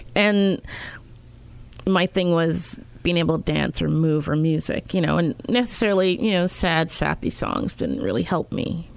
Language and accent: English; Winnipeg, Manitoba, Canada; also born or lived in Montreal, Quebec; I was born in Montreal, Quebec. Yes, I speak French. Uh, grew up in Winnipeg